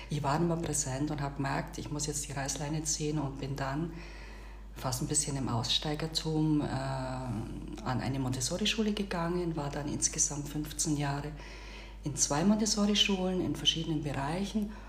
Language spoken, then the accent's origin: German; Bavaria, Germany; moved away as an adult; now in Turkey; Ich bin eine bayerische Schwäbin, ich komme aus dem Augsburger Raum, bin dort auf dem äh, Land aufgewachsen, habe dort dann auch gelebt bis ich dann eines Tages beschlossen habe, ja auch mein Haus zu verkaufen und mich hier in die Türkei aufzumachen